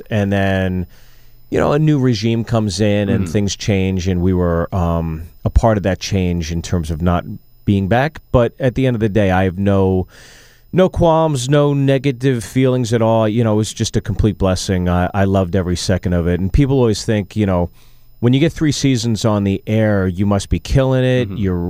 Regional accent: Pittsburgh, Pennsylvania, United States; I grew up in Pittsburgh.

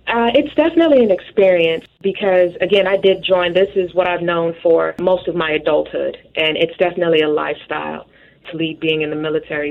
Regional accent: Chicago, Illinois, United States; moved away as an adult; also born or lived in Yuma, Arizona / Quantico, Virginia / Doral, Florida; Chicago, Illinois

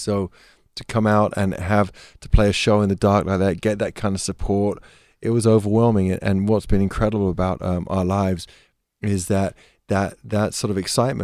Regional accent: England, United Kingdom; being English

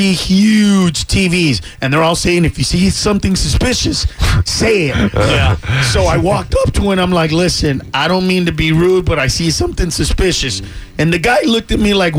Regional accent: Honduras; moved away; I'm from Honduras

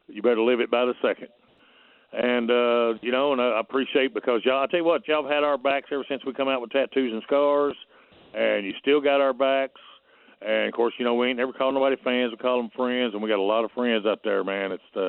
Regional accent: United States; I still live in my hometown. I'm the last holdout. I never moved to Nashville. So, yes, I love my small town.

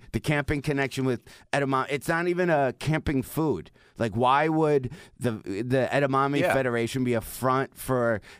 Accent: Detroit, Michigan, United States; moved away; also born or lived in Chicago / Los Angeles; was always like from Detroit. Then I moved to Chicago

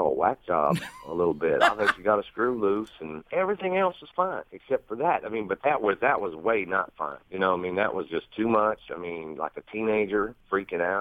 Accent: the South, United States; I'm from the South

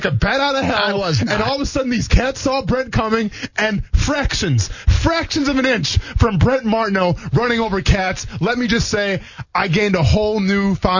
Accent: Wisconsin, United States; I grew up in Wisconsin, though, right? Not Michigan.

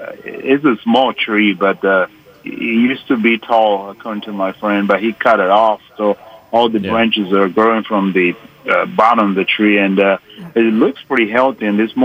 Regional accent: Costa Rica; now in Georgia, United States; I'm from Costa Rica, and I moved to Georgia back in 89.

